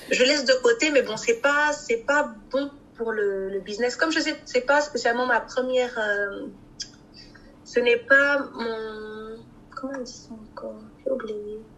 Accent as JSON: {"language": "French", "region": "Kinshasa", "country": "DR Congo", "said": "plus au Congo parce que je suis originaire du Congo Kinshasa"}